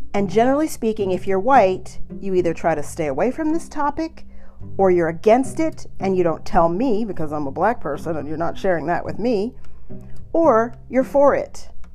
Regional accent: United States; I'm from the United States

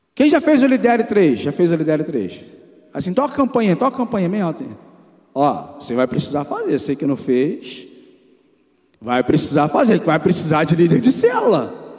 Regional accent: Rio de Janeiro, Brazil; Eu nasci ali no Jacarezinho. Onde já ouviram falar no Jacarezinho? Ali no Rio de Janeiro, dentro de uma favela

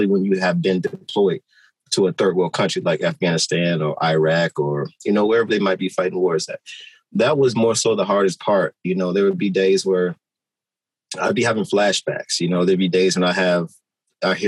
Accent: Maywood, Illinois, United States; also born or lived in Chicago; I grew up in Chicago, but I was raised in Maywood

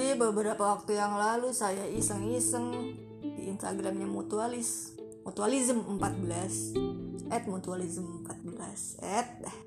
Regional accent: Depok, West Java, Indonesia; Asli orang Depok. Depok Pride

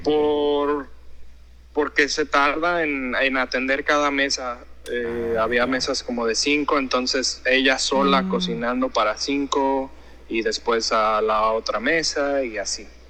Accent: Guadalajara, Jalisco, Mexico; moved away as an adult; also born or lived in Mérida; now in Hong Kong; soy de Guadalajara de Guadalajara, Jalisco. Mi padre era de Colima y mi madre era de, Guadalajara. Este, crecí con la cocina de Jalisco

